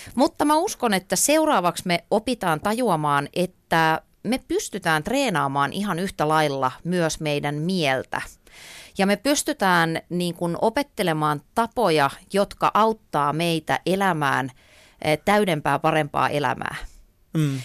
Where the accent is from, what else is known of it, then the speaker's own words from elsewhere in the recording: Ypäjä, Tavastia Proper, Finland; silloin kun mä olin pieni, niin mä asuin tota Ypäjällä, mä olen sieltä kotoisin